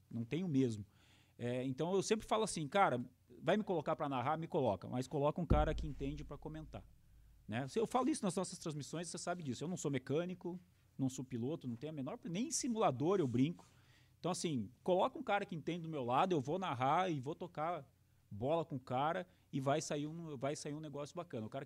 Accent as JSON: {"language": "Portuguese", "town": "Ponta Grossa", "region": "Paraná", "country": "Brazil", "tie": "born there", "lives_now": "Cascavel, Brazil", "said": "sou nascido em Ponta Grossa, hoje moro em Cascavel já há 20 anos."}